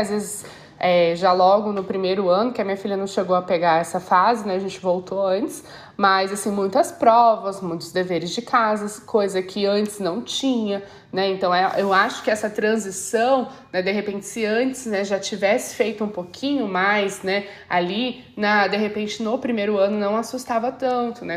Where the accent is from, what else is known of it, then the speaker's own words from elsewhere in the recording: Brazil; moved away; Nós, ali como brasileiros